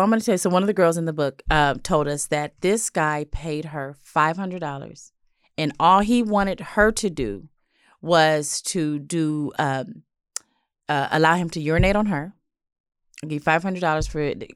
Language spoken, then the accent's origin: English; Los Angeles, California, United States; I grew up in South L